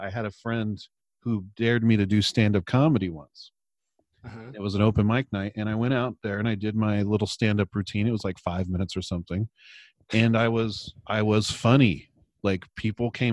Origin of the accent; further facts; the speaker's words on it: California, United States; I'm from California.